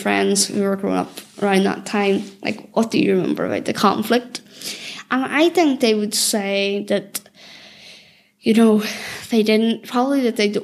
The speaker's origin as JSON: {"language": "English", "town": "Belfast", "region": "Northern Ireland", "country": "United Kingdom", "tie": "born or raised there", "said": "I grew up in the Cliftonville Road in North Belfast, and I grew up there in the sort of the 90s, 2000s"}